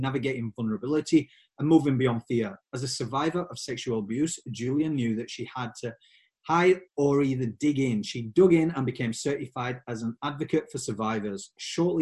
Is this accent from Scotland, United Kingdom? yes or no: no; Yorkshire and the Humber, United Kingdom; accent: Yorkshire; my Yorkshire accent